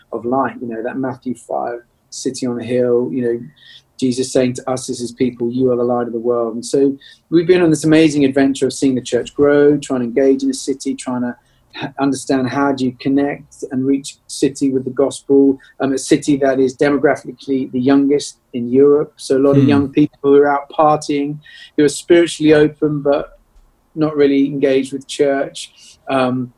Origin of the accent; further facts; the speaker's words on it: Birmingham, West Midlands, United Kingdom; also born or lived in London; I grew up in Birmingham